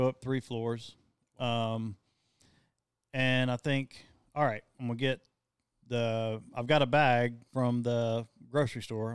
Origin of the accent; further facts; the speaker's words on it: the South, United States; we're from the South